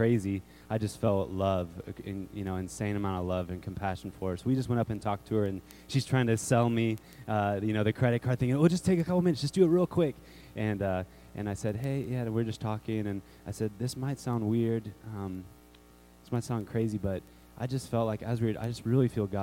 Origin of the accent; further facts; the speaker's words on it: Raleigh, North Carolina, United States; I'm from Raleigh, North Carolina